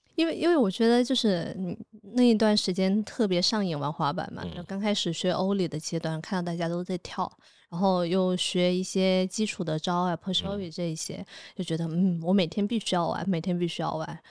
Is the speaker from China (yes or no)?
yes; Nanning, Guangxi, China; moved away as an adult; also born or lived in Shanghai; now in Chengdu, China; 我是在南宁长大的嘛